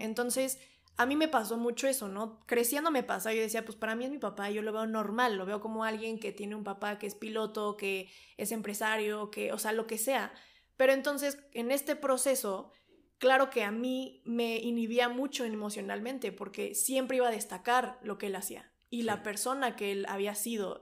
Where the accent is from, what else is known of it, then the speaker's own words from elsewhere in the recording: Toluca, State of Mexico, Mexico; regreso a Toluca, de donde yo soy, bueno, donde yo vivo y toda mi familia